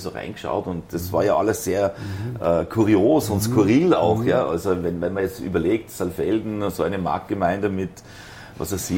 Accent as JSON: {"language": "German", "region": "Zurich", "country": "Switzerland", "tie": "born or raised there", "said": "also ich bin in der Schweiz geboren"}